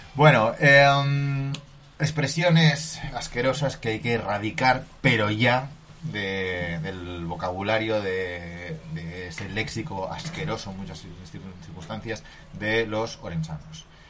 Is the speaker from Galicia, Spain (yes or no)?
no; Asturias, Spain; nosotros como asturianos y como hijos del business